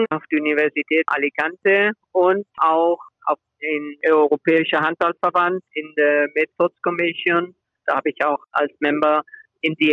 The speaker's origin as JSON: {"language": "German", "town": "Remscheid", "region": "North Rhine-Westphalia", "country": "Germany", "tie": "born there", "said": "mein Bruder und ich, wir sind beide in, in Remscheid geboren. Deswegen in Remscheid. Aber beide Eltern aus Spanien."}